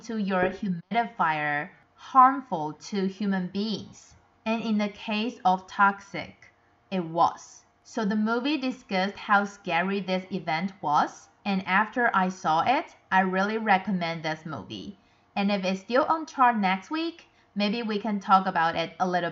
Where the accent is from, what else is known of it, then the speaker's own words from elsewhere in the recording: Taiwan; I'm from Taiwan